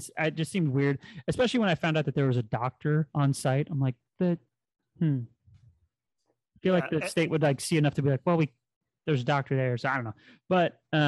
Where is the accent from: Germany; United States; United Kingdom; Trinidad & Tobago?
United States; Midwest; we're both from the Midwest